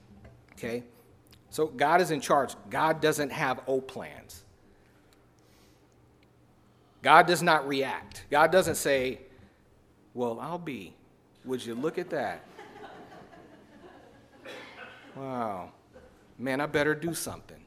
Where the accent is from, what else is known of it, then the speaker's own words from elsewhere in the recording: Chicago, Illinois, United States; I was born and raised in Chicago